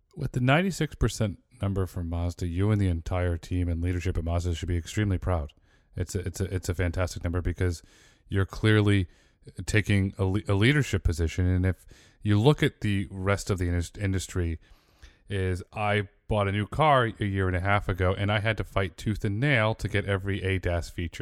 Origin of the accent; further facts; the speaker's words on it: Connecticut, United States; also born or lived in Fairfield, Connecticut; I grew up in Connecticut and I lived for many years in Fairfield